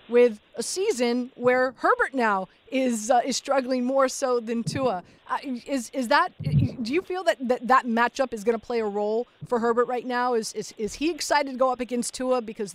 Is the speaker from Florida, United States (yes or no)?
yes; Miami, Florida, United States; born and raised in Miami, grew up a Steelers/Dolphins fan, of course.